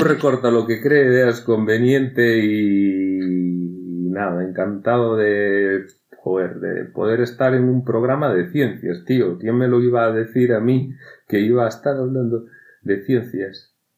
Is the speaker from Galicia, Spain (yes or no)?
yes; Galicia, Spain